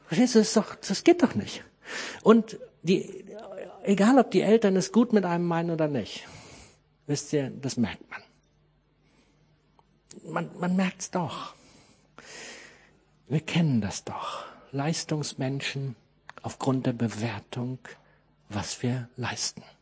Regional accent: Harz, Germany; ich komme aus dem Harz

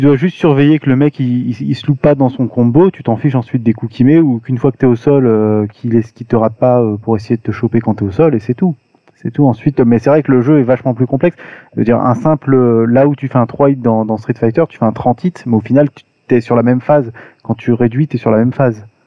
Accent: Paris, Île-de-France, France; je suis parisien

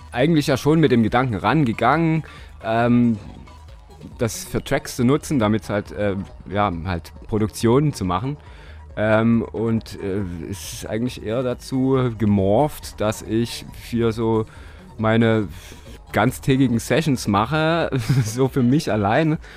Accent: Dresden, Saxony, Germany; Ich bin Dresdner, ja. Holgewitzer.

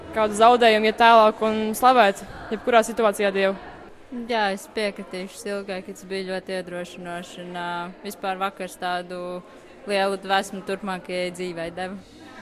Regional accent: Riga, Latvia; esmu no Rīgas.

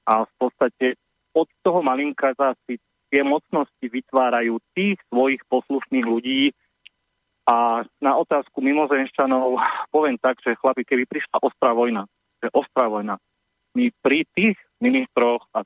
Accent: Slovakia; sme Slováci

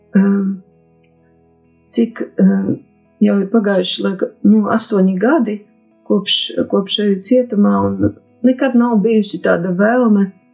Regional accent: Nīcgale, Augšdaugava Municipality, Latvia; moved away as an adult; now in Daugavpils, Latvia; Nu, es esmu no Daugopils jau nedaudz vairāk kā 20 gadus, bet esmu dzimusi Nīcgalē. Tur arī, arī puse dzīves nodzīvota Nīcgalē, puse Daugopilī

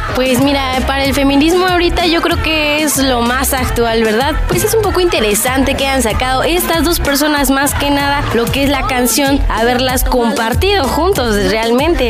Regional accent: Mexico; a nosotros como mexicanos

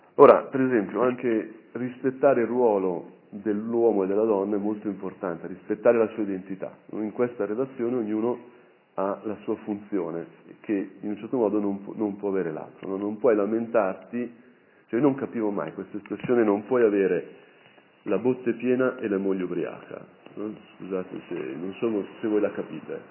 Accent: Brianza, Lombardy, Italy; da Brianzolo c'è sempre, diciamo, un certo attaccamento a tutta quella, quella, dimensione

